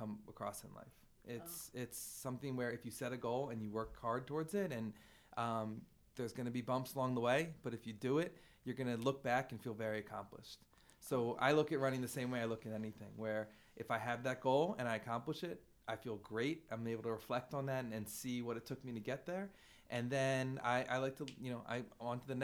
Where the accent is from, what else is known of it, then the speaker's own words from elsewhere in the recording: Philadelphia, Pennsylvania, United States; I'm from Philly my whole life